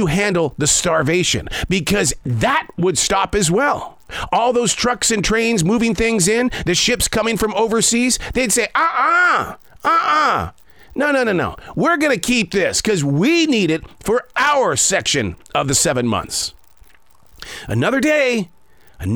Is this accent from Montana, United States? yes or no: yes; Billings, Montana, United States; moved away; I grew up in Billings, Montana.